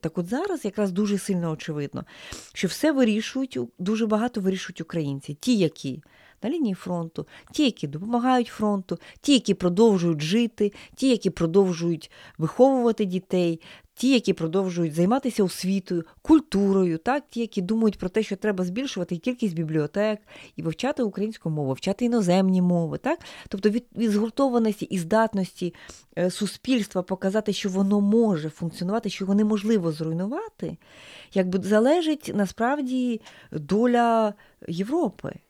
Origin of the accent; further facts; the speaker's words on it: Ukraine; нас, українців